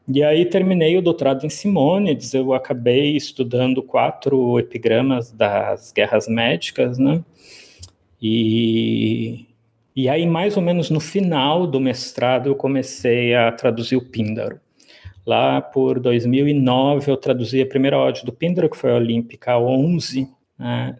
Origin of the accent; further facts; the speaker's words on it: Rio Grande, Rio Grande do Sul, Brazil; moved away as an adult; also born or lived in São Paulo; now in Fortaleza, Brazil; eu sou do Rio Grande do Sul, né? Eu sou gaúcho, cidade lá da pontinha do, do, do Rio Grande do Sul, em Rio Grande